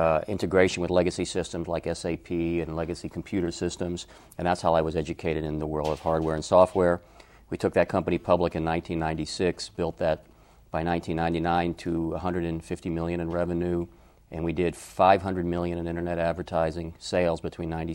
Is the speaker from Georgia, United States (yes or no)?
yes; Atlanta, Georgia, United States; moved away; also born or lived in Los Angeles; I was raised in Atlanta